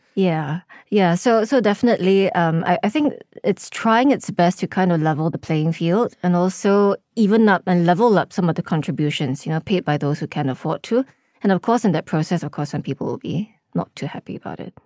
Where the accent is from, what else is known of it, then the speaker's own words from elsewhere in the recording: Singapore; we're not Singaporean